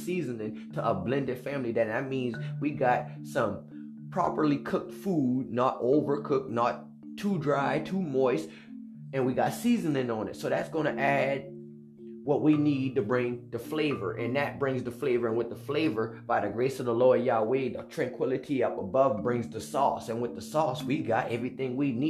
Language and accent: English; United States; I'm an American